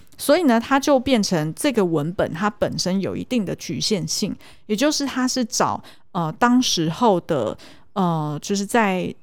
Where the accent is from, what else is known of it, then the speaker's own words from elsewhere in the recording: Taiwan; 我们是台湾人